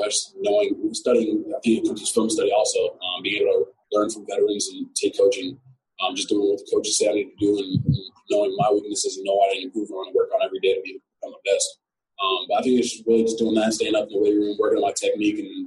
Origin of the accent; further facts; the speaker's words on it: Nigeria; moved away; I'm coming from Nigeria